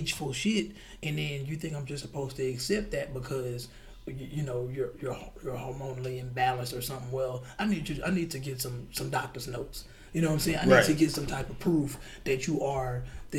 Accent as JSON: {"language": "English", "country": "United States", "tie": "born or raised there", "said": "as young black kids growing up in America"}